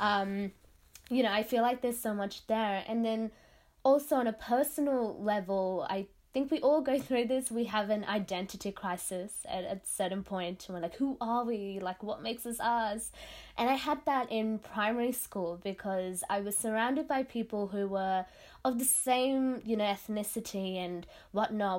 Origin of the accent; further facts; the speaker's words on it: Sydney, New South Wales, Australia; first language Tamil; I was born and raised in Western Sydney.